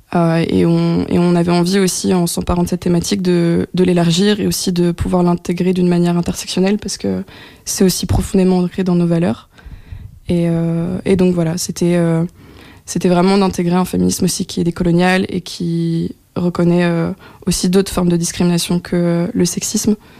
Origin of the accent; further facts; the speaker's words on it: France; moved away as an adult; also born or lived in Belgium; now in Brussels, Belgium; je suis française d'origine et je suis arrivée en Belgique il y a maintenant cinq ans